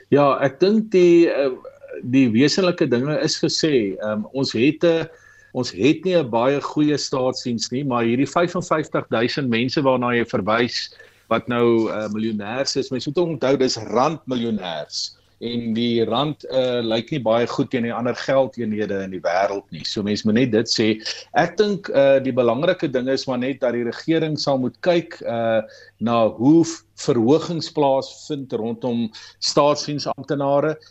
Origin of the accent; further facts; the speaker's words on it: South Africa; ons as Suid-Afrikaners